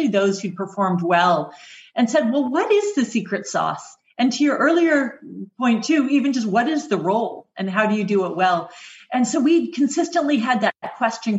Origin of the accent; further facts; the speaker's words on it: Oshawa, Ontario, Canada; moved away as an adult; also born or lived in United Kingdom; I grew up just outside Oshawa, which is a GM town